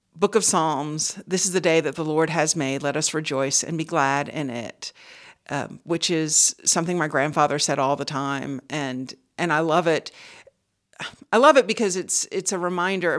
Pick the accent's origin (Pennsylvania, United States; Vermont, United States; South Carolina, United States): South Carolina, United States; Charleston; Charleston, South Carolina